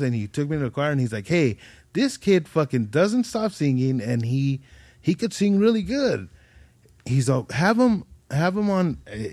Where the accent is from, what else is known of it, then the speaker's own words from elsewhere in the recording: Ridgecrest, California, United States; when I was little, growing up in Ridgecrest, fool, it was a little ass town